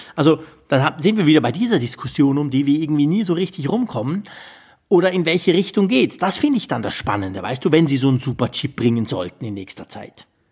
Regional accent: Switzerland; bei uns in der Schweiz

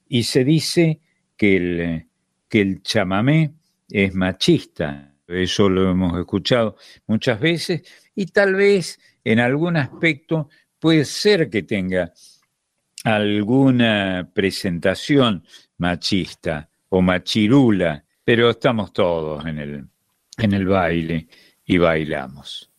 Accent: Argentina

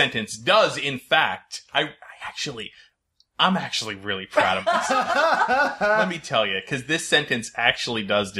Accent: Connecticut, United States; I say aunt or aunt interchangeably because I'm from Connecticut.

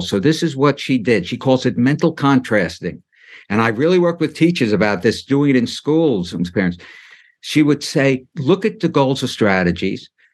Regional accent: New York City, New York, United States; when I grew up in Brooklyn, getting back to my childhood, my parents and a lot of the parents were immigrants

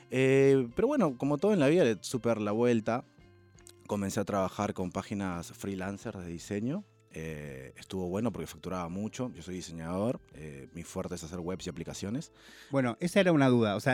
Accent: Peru; now in Buenos Aires, Argentina; Cuando me vine de Perú a Buenos Aires dejé muchas zapatillas. Eh, en Perú. Y nada, me vine acá y comencé de nuevo toda la colección.

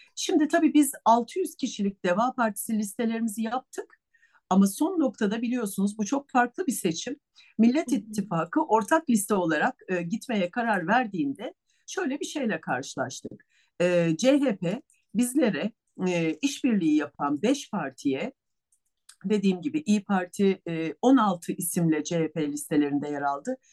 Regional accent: Istanbul, Turkey; also born or lived in Bursa; İstanbul doğumluyum.

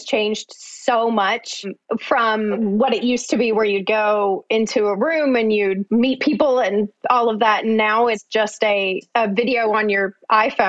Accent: Alabama, United States; moved away as an adult; also born or lived in St. Louis; I grew up in Alabama

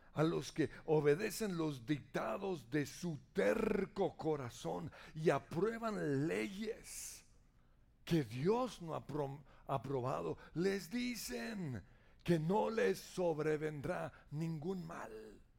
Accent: Colombia; como colombianos

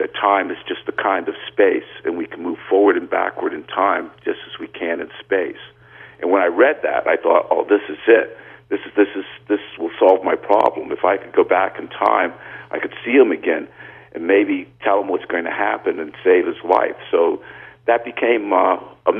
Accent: New York City, New York, United States; I grew up in the Bronx, and I was the oldest of four children

